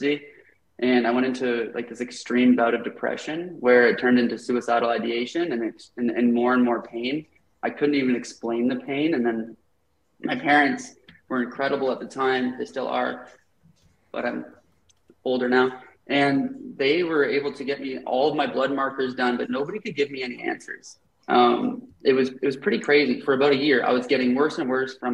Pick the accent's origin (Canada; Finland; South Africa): Canada; when I got home, I dove off home to Canada. I'm Canadian